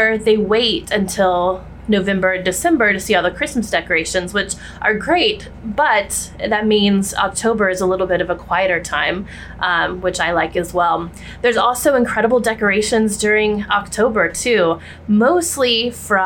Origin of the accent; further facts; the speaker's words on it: Texas, United States; now in New York City, United States; Growing up in Texas